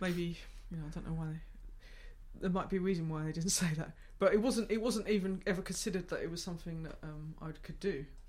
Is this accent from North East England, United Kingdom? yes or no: no; Gravesend, South East England, United Kingdom; I grew up in Gravesend, so it's like twenty miles